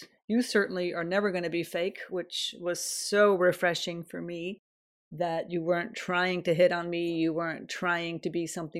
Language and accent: English; United States; now in Sweden; when I came from America to Sweden